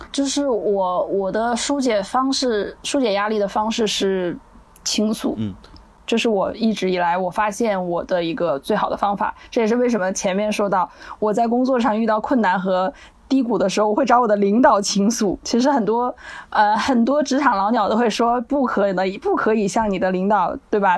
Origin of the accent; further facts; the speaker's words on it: Northeast China, China; now in Chengdu, China; 他是西北的，我是东北的，我们两个人在西南定居